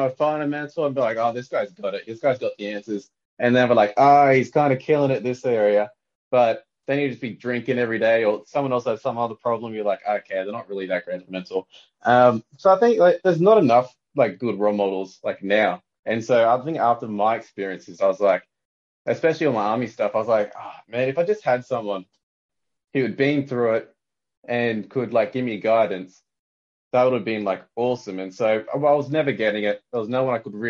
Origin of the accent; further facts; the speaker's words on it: Sydney, New South Wales, Australia; I grew up around Western Sydney.